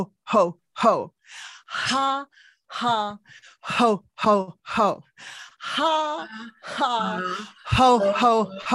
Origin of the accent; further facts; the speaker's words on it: Washington, District of Columbia, United States; now in New Zealand; Originally from Washington, D.C., but I'm living now in New Zealand.